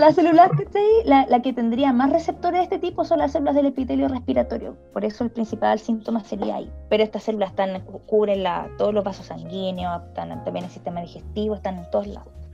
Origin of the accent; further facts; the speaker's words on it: Talcahuano, Biobío, Chile; also born or lived in Chillán; yo nací en Chillán, pero me fui chiquita para Talcahuano